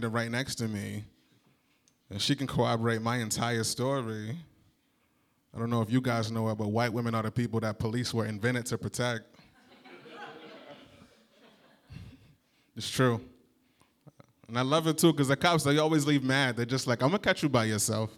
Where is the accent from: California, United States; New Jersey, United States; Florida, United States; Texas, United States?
New Jersey, United States; moved away as an adult; now in Chicago, United States; I'm from New Jersey